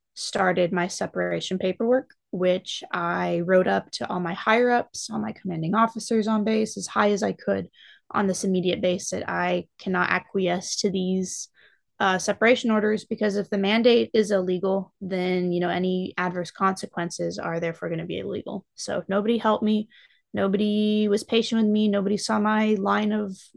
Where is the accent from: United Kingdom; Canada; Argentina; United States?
United States; Fort Worth, Texas; moved away as an adult; also born or lived in St. Louis, Missouri; I'm originally from Fort Worth, Texas. I was born in St. Louis, but I lived in Texas for the majority of my life from age 4 to 20